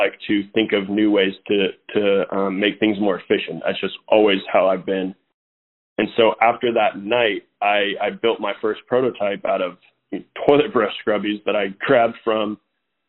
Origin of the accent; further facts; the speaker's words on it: Atascadero, California, United States; I grew up in Atascadero, California.